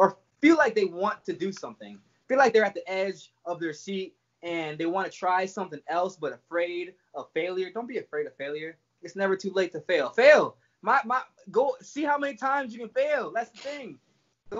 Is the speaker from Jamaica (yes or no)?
yes; Jamaica; I was born in Jamaica